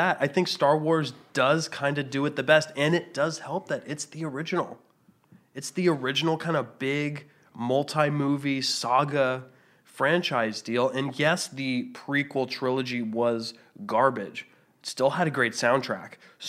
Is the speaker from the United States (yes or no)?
no; Canada; I'm Canadian.